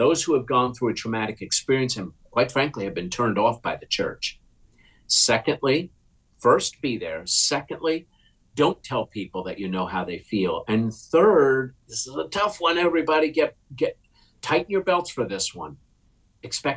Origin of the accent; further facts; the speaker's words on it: United States; I'm an American without a hyphen.